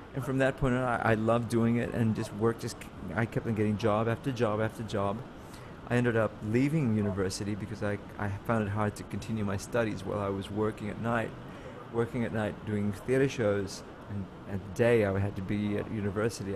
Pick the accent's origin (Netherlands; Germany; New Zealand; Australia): Australia; also born or lived in Manila, Philippines; now in New York, United States; I moved to Australia when I from Manila when I was two years old